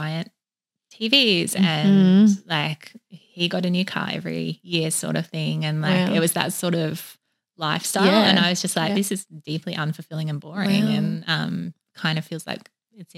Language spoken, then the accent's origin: English; Woodend, Victoria, Australia; I grew up in Country Vic, far away from the ocean.